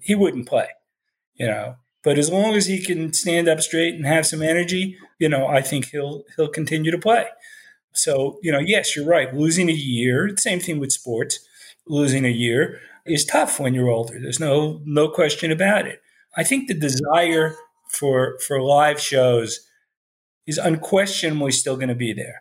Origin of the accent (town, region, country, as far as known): West Orange, New Jersey, United States; born or raised there; also born or lived in Newark, New Jersey